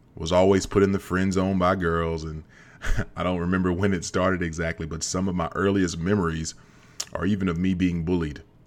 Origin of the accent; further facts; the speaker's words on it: Central Kentucky, United States; growing up in Central Kentucky